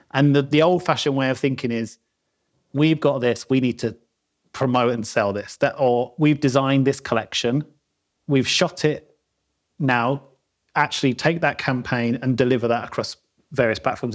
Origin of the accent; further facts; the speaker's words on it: London, United Kingdom; moved away as an adult; now in Peak District, United Kingdom; I'm South London, born and bred, as you can probably tell from my accent.